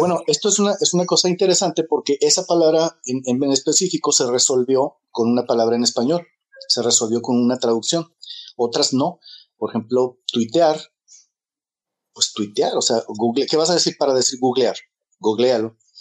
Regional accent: Mexico; crecí como una persona racista y homofóbica porque crecí en México en los 70

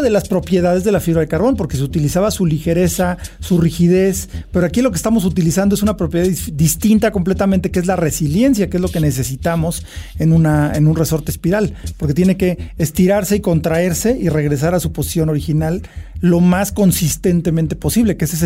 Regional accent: Mexico; que como mexicano creo que es interesante y es bueno que lo mencionemos

